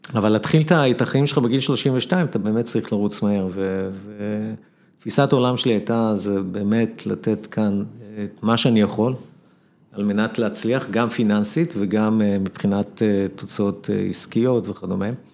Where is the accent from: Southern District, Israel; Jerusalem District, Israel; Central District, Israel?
Central District, Israel; Ramla; גדלתי ברמלה